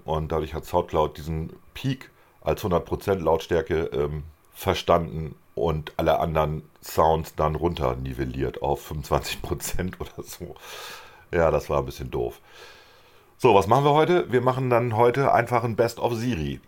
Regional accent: Germany; wir als Deutsche

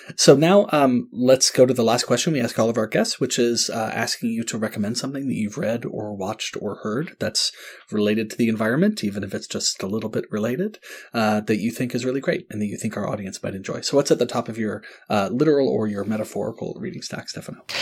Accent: North Carolina, United States; I grew up in North Carolina

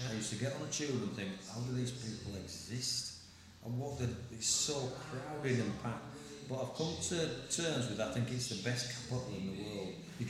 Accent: Bradford, Yorkshire and the Humber, United Kingdom; So I grew up in Bradford, so everybody was weaned on curry.

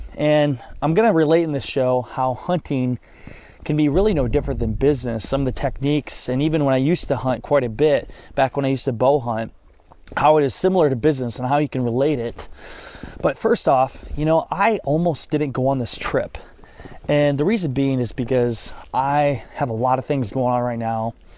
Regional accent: Northeast Iowa, United States; moved away as an adult; now in Orlando, United States; I grew up in Northeast Iowa

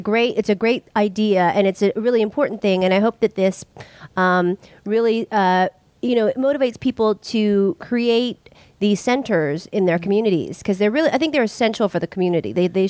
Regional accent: San Francisco, California, United States; But I'm from San Francisco

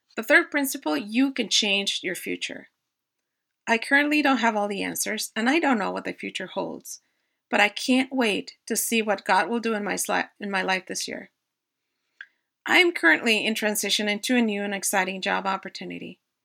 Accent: Mexico City, Mexico; moved away as an adult; now in United States; I was born and raised in Mexico City

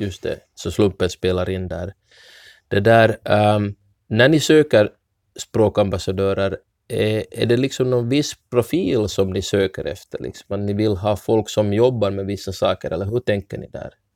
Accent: Ostrobothnia, Finland; first language Swedish; Som enspråkigt svensk österbottning som har lärt mig finska ganska sent i livet

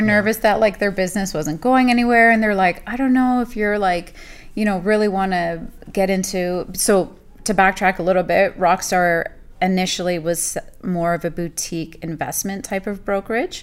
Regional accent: Burlington, Ontario, Canada; also born or lived in Saudi Arabia / Germany; I'm born and raised in Burlington.

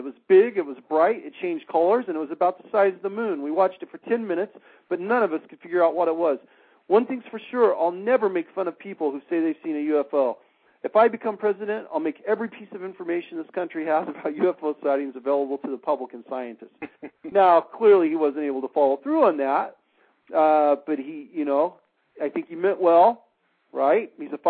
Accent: Michigan, United States; many of the latest reported sightings have been in my home state of Michigan.

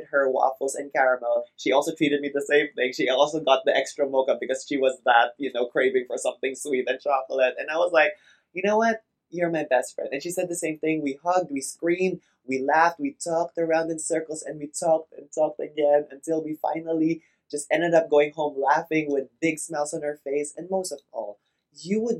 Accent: Philippines; We grew up both in the Philippines.

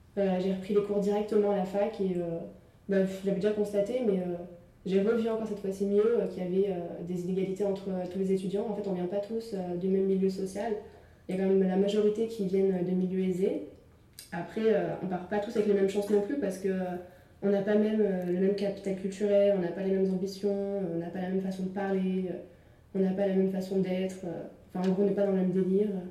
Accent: Thiers, Auvergne-Rhône-Alpes, France; moved away as an adult; now in Clermont-Ferrand, France; j'ai grandi à Thiers où j'ai suivi euh, ma scolarité

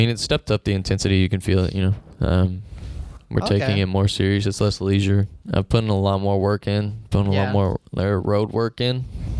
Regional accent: Amarillo, Texas, United States; moved away; Well, I'm from Amarillo. It snows in Amarillo, bro.

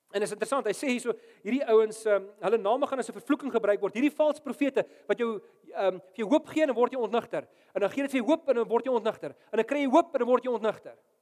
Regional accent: South Africa; ek's 'n Afrikaner dominee wat in Afrika bly

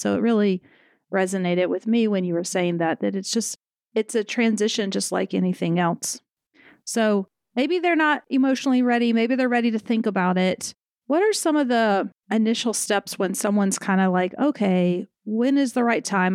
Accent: the South, United States; I'm from the South where lawyer definitely comes out

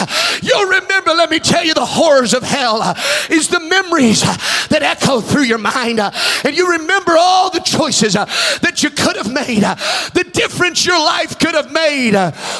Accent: Texas, United States; My mansion's bigger than your mansion because I'm from Texas.

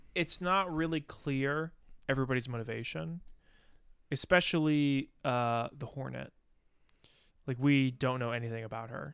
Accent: United States; as an American

